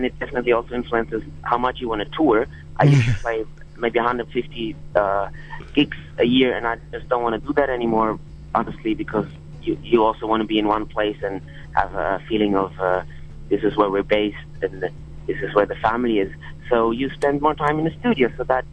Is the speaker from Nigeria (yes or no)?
no; Berlin, Germany; we're from Berlin